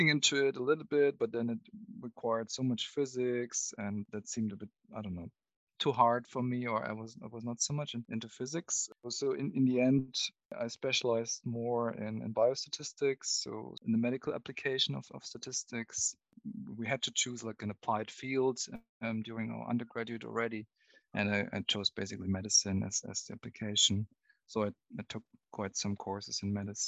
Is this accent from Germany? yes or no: yes; near Munich, Bavaria, Germany; where I was growing up near Munich in Germany